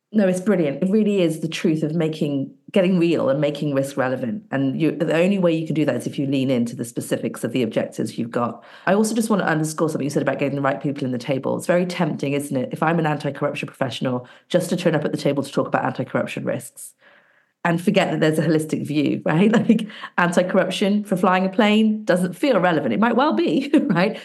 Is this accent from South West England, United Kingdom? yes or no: yes; Bristol, South West England, United Kingdom; my hometown, Bristol, in England